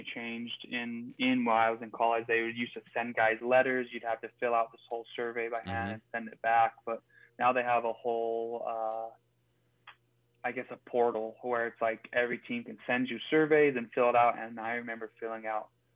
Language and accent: English; Utah Valley, United States; Utah Valley University, where my hometown, that's where I'm from.